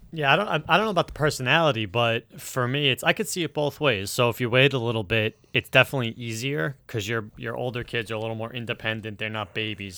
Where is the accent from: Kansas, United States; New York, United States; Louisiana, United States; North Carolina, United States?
New York, United States; as a New Yorker